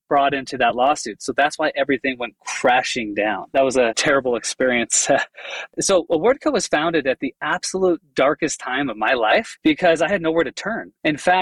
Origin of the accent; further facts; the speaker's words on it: Chicago, Illinois, United States; I grew up in the Chicago area